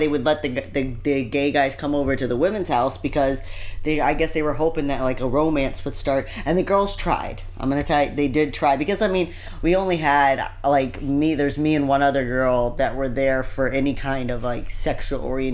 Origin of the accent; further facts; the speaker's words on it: Indiana, United States; us growing up in Indiana